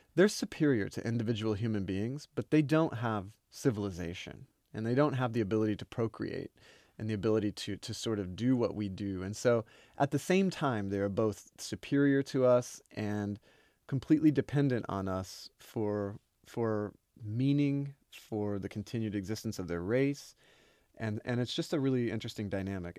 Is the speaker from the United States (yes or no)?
yes; Oklahoma, United States; I'm from Oklahoma, used to be Indian territory